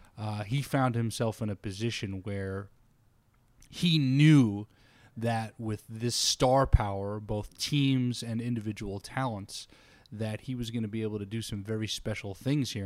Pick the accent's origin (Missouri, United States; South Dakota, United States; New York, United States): New York, United States; I grew up in New York